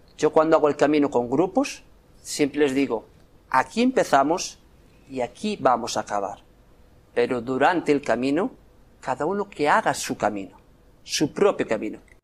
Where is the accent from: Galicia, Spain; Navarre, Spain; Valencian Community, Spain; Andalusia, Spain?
Galicia, Spain; Santiago de Compostela; Yo soy de Santiago